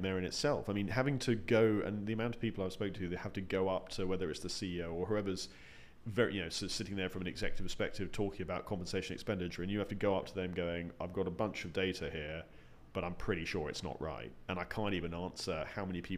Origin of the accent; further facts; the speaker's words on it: United Kingdom; as a Brit